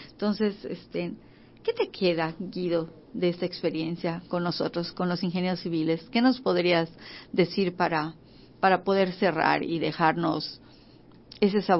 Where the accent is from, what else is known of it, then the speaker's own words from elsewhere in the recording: Yucatán, Mexico; nuestra cultura, de, de los mayas antiguos, de lo que representa nuestra ciudad, de lo que somos nosotros como, como yucatecos.